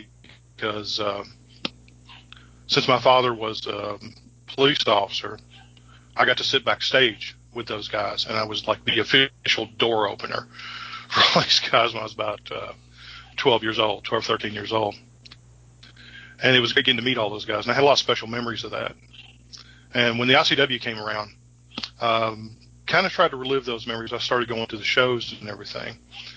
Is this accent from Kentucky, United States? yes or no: yes; Frankfort, Kentucky, United States; I was born in Frankfort, Kentucky.